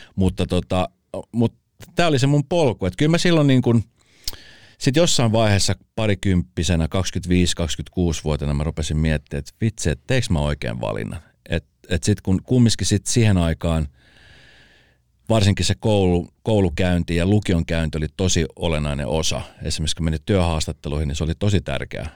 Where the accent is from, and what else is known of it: Espoo, Uusimaa, Finland; born or raised there